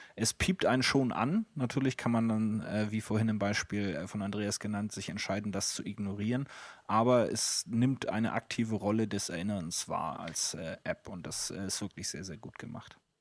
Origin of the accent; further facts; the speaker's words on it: Hamburg, Germany; Bei uns in Hamburg